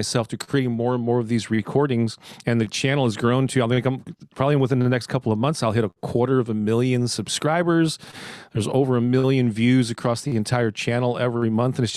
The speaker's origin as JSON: {"language": "English", "town": "St. Louis", "region": "Missouri", "country": "United States", "tie": "born or raised there", "said": "born and raised in St. Louis, Missouri, right in the heart of the Midwest here in the States. I've never lived anywhere else"}